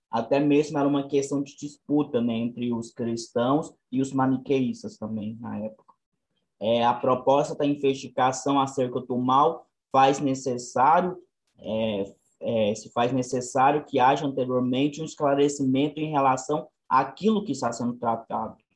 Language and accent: Portuguese; Goiás, Brazil; eu sou daqui de Goiás, moro em Trindade